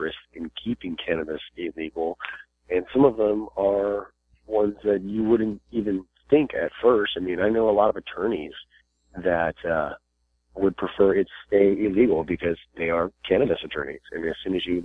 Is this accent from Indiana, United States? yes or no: no; Virginia, United States; I'm from Virginia, and that's just right over the border there.